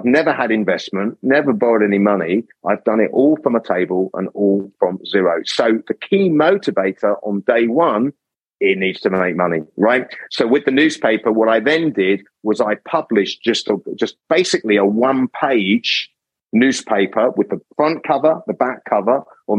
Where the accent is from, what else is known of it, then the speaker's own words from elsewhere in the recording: England, United Kingdom; accent: English; I get constant comments about my accent being English.